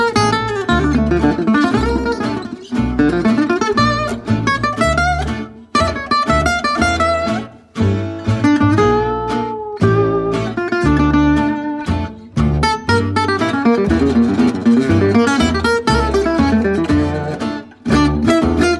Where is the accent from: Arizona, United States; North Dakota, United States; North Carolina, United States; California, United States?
California, United States; Southern; moved away as an adult; also born or lived in Wisconsin / Los Angeles; now in Nashville, United States; I grew up in Southern California, born in Wisconsin, but raised in Southern California for most of my life. In the last 4 or 5 years, I've been living in Nashville.